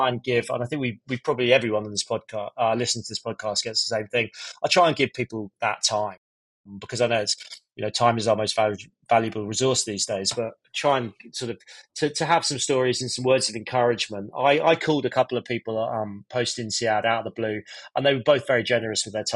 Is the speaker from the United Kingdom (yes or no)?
yes; Scotland, United Kingdom; I'm Scottish